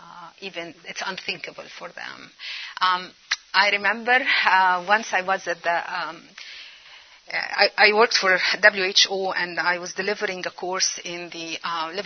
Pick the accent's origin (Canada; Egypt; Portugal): Egypt; now in United States; Cairo, Egypt. That's my home country, my native country